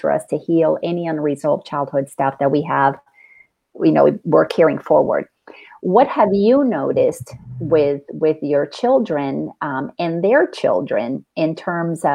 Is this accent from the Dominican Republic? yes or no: yes; Dominican Republic; moved away; growing up in the Dominican Republic and being Latin